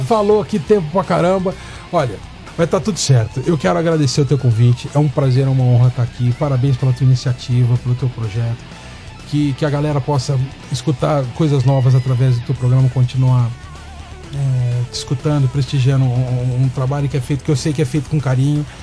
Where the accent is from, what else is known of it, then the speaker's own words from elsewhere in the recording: Brazil; sou brasileiro, estou com muito orgulho